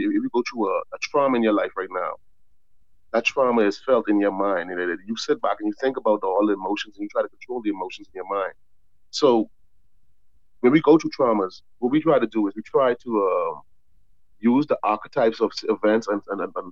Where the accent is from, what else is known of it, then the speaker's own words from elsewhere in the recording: Bahamas; I grew up in the Bahamas. I never spent any long-term time in America